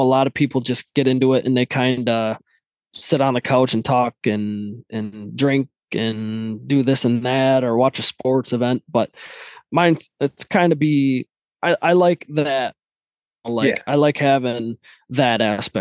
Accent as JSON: {"language": "English", "town": "Midland", "region": "Michigan", "country": "United States", "said": "I was born into like farming lifestyle. So I'm from Michigan, Midland, Michigan, and it's a lot of cornfields, bean fields"}